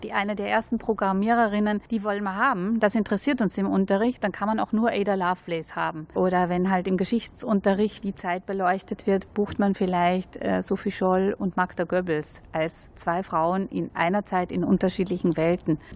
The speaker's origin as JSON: {"language": "German", "country": "Austria", "moved": "yes", "lives_now": "Germany", "said": "ich bin ja Österreicherin"}